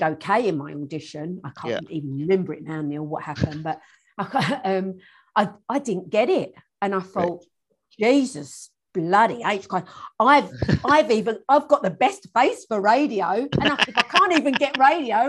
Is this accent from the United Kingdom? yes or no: yes; United Kingdom; moved away as an adult; now in New Zealand; I was still going to drama school at Doreen's as well, back in my hometown